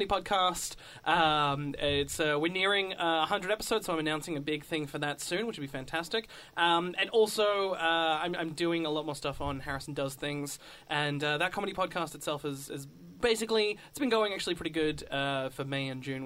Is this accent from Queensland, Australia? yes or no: no; Wollongong, New South Wales, Australia; now in Melbourne, Australia; I'm not originally from Melbourne. I am originally from Wollongong, which is just south of Sydney, about 2 hours